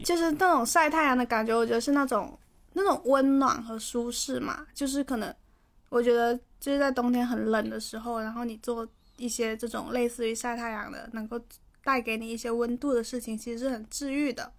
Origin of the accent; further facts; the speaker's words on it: Guangdong, China; 作为广东人